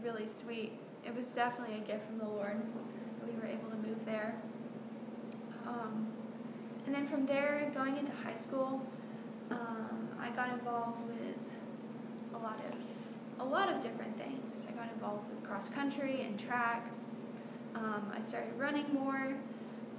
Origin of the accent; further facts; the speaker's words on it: New Waverly, Texas, United States; moved away; I was born and raised in Texas